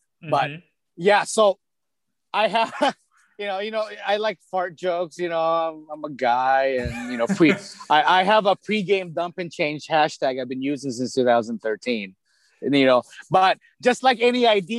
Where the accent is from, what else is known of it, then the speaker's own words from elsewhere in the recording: Midwest, United States; accent: Midwest; And then my Midwest accent came back, you know, like, my childhood Midwest accent came back.